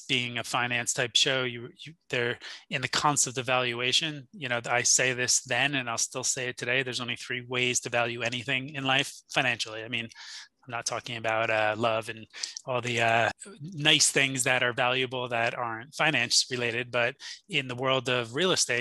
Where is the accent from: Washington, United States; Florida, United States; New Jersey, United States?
New Jersey, United States; Jersey Shore; I grew up on the Jersey Shore in a really nice town and area